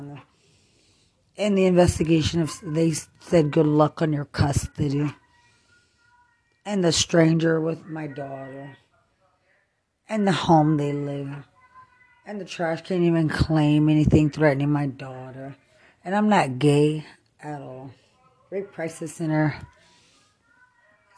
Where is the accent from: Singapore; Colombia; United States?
United States; Lubbock, Texas; I'm from Lubbock